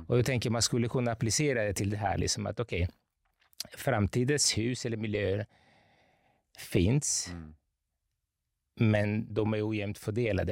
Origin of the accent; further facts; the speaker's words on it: Capri, Campania, Italy; moved away as an adult; also born or lived in Gothenburg, Sweden; now in Stockholm, Sweden; jag är uppvuxen på Capri som är en ö söder om Neapel